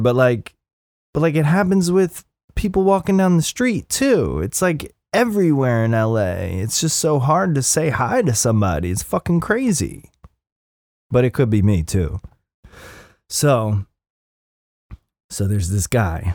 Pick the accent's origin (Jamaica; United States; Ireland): United States; Upper Darby, Pennsylvania; moved away; I'm from, I'm from Upper Darby originally